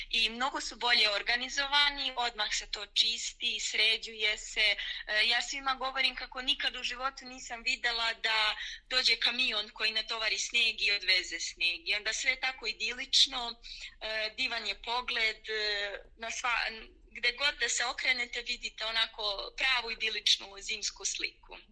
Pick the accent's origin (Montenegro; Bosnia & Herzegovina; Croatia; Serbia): Serbia; Priboj, Zlatibor District; moved away as an adult; now in Switzerland; Ja sam rodom iz Priboja na Limu, to je jedan mali gradić na granici sa Bosnom eh, u Zlatiborskom okrugu, a u Švajcarskoj sam u Švajcarsku sam došla jer sam se udala